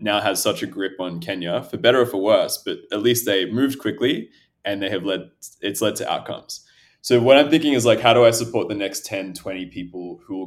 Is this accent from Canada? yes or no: no; Australia; also born or lived in Ethiopia / Addis Ababa, Ethiopia; I'm originally from Ethiopia, so my parents were born there. I grew up in Australia, but I used to travel back a lot as a kid